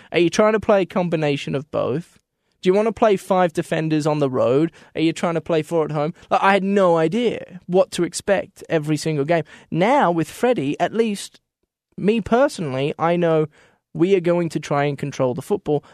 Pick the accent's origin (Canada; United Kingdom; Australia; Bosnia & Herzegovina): Australia; moved away; I come from Australia